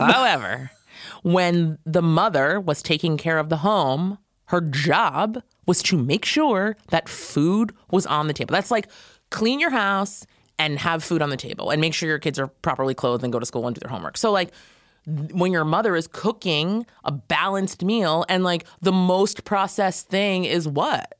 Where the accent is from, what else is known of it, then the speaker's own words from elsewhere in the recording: Valley Cottage, New York, United States; I grew up in Valley Cottage, New York, near Nyack. like Rockland County.